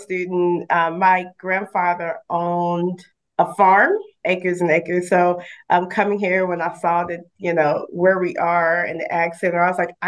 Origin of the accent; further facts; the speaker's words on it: Memphis, Tennessee, United States; moved away as an adult; also born or lived in St. Louis, Missouri / Nashville, Tennessee / Columbia, South Carolina; now in Maryville, United States; I am originally from Memphis, Tennessee.